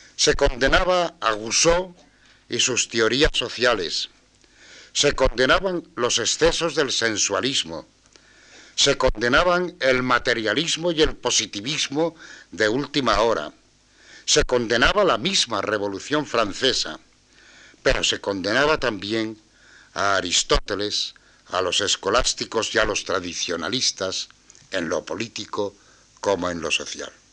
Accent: Asturias, Spain; soy asturiano

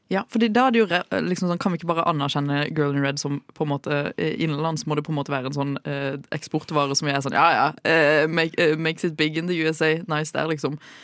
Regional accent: Sørlandet, Norway; som sørlending

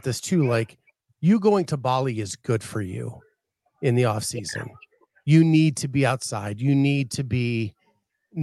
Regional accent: Appalachian Mountains, United States; now in Midwest, United States; Where I grew up in the Appalachian Mountain Range

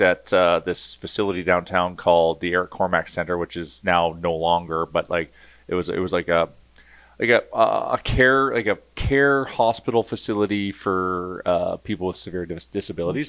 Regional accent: Edmonton, Alberta, Canada; Born and raised in Edmonton.

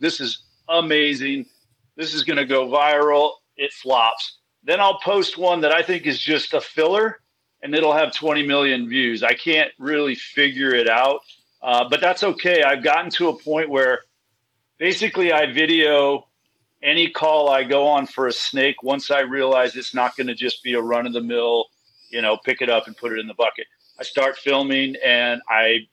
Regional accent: Kingwood, Texas, United States; moved away as an adult; now in San Diego, United States; I'm from Kingwood. Yeah. I moved to San Diego 30 years ago.

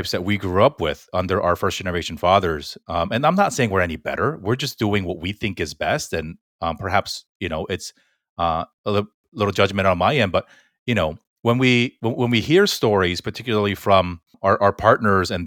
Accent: Fullerton, California, United States; William and I grew up in Fullerton, which is the most Korean place outside of Korea

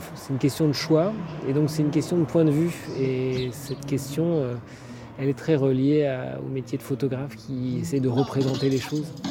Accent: Paris, Île-de-France, France; moved away as an adult; je suis parisien, né à Paris, donc j'ai grandi en ville

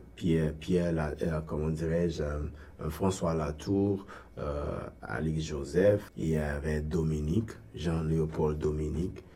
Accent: Gonaïves, Artibonite, Haiti; moved away as an adult; also born or lived in Port-au-Prince, Haiti; now in Toronto, Canada; Ogonaïve, bon, en fait, c'est ma ville natale

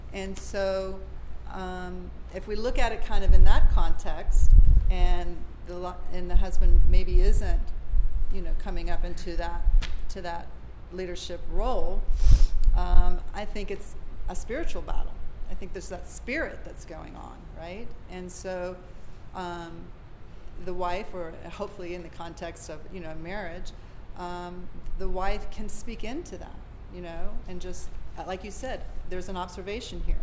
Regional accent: Gainesville, Florida, United States; I was born and raised in Gainesville, Florida.

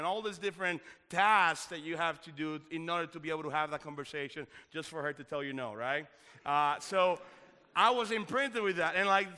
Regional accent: Dominican Republic; now in United States; If you didn't know this, I am originally from the Dominican Republic.

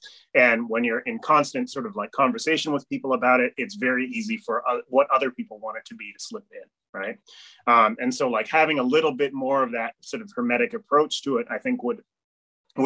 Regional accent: Amherst, Massachusetts, United States; I grew up in Amherst, Mass

